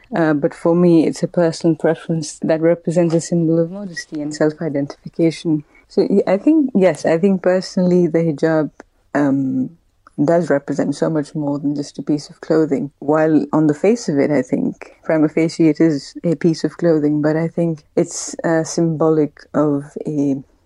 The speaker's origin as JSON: {"language": "English", "country": "Pakistan", "tie": "born or raised there", "moved": "yes", "said": "I grew up in Pakistan, which was obviously a predominantly Muslim country."}